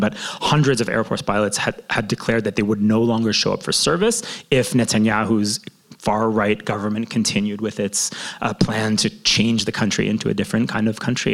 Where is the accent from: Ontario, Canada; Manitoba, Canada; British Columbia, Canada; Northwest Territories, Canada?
Ontario, Canada; Toronto; now in Jerusalem, Israel; growing up in Toronto.